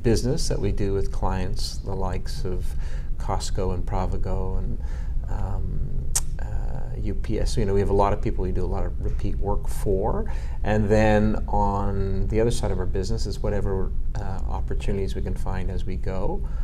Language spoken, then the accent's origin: English; Montreal, Quebec, Canada; I'm a Montrealer, born and bred. I grew up. Uh, I grew up in Montreal.